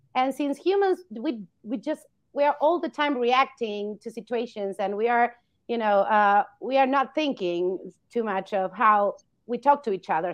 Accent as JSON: {"language": "English", "country": "Argentina", "moved": "as an adult", "said": "I come from Argentina. I've studied there, but I've been moving around"}